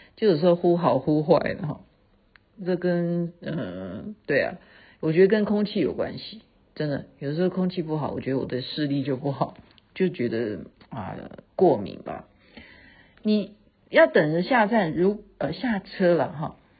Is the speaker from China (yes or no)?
no; Taiwan; 我们台湾人